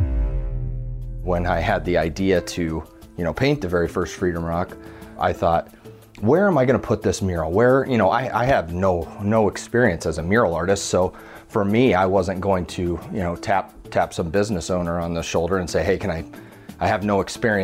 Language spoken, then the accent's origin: English; Fontenelle, Iowa, United States; also born or lived in Creston, Iowa; I grew up in a little town of Fontenelle, Iowa, about 600 people